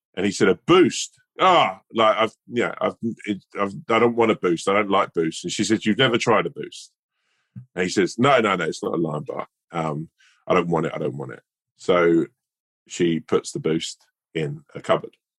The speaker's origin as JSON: {"language": "English", "region": "London", "country": "United Kingdom", "said": "I'm a Londoner"}